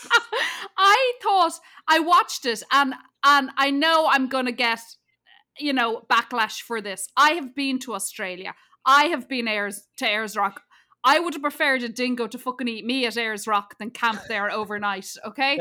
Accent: Ireland; I'm from Ireland

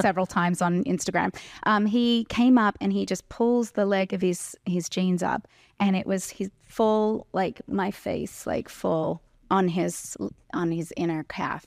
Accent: Terrigal, New South Wales, Australia; moved away; I grew up on the Central Coast

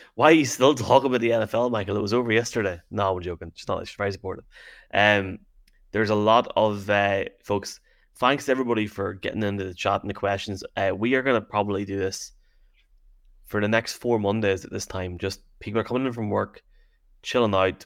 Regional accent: Derry, Northern Ireland, United Kingdom; accent: Derry; my Derry accent

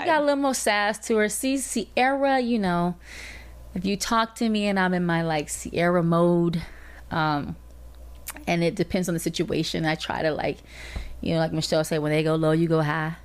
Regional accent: Atlanta, Georgia, United States; I'm from Atlanta

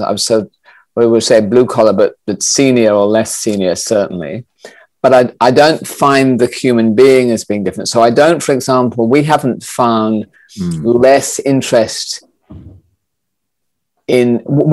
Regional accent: Australia; I grew up in Australia

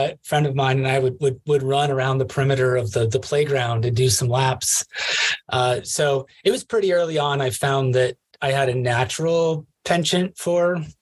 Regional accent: Pella, Iowa, United States; now in Colorado, United States; Not too far from Des Moines. Um, okay. It's uh, Pella, Iowa.

